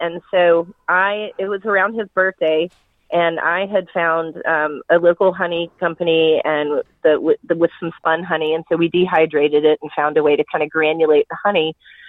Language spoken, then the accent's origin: English; North Carolina, United States; it's got all the elements of what I grew up with in Western North Carolina